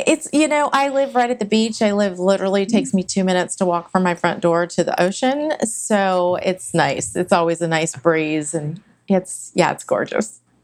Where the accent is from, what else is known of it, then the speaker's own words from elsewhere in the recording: San Jose, California, United States; growing up in Silicon Valley, which wasn't Silicon Valley back then